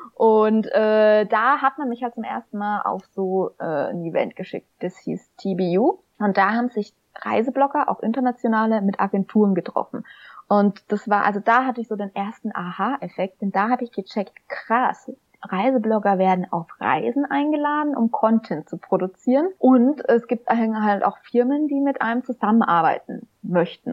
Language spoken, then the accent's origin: German; Schweinfurt, Bavaria, Germany; schon mit 14 für das Schweinfurter Tagblatt, wo ich herkomme